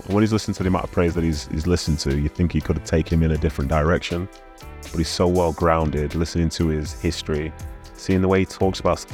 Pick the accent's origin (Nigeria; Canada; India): Nigeria; I'm from Nigeria